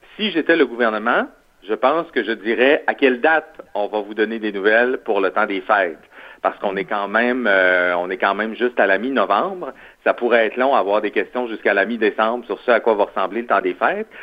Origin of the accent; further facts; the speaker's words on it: Quebec, Canada; ça vient nous chercher en tant que Québécois